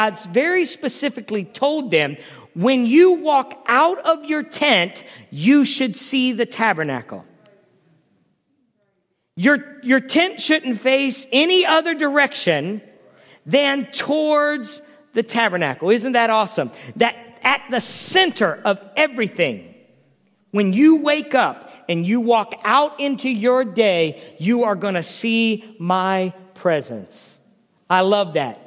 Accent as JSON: {"language": "English", "town": "Canton", "country": "United States", "tie": "born or raised there", "said": "growing up in Canton and in the home of a pastor"}